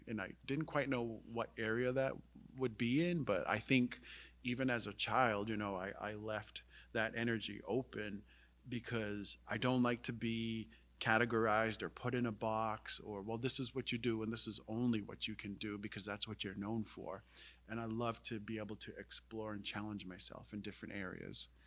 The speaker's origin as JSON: {"language": "English", "town": "Indian Island", "region": "Maine", "country": "United States", "tie": "born or raised there", "said": "I was fortunate to grow up on Indian Island, um, which is an island in the Penobscot River."}